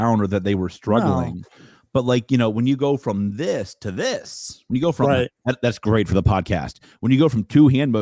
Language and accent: English; Charleston, South Carolina, United States; I'm from Charleston